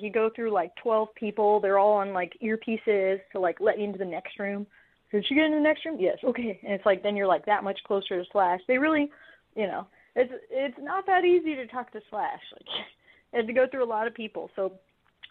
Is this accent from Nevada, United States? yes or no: no; Los Angeles, California, United States; moved away; also born or lived in Portland, Oregon; I'm originally from Los Angeles.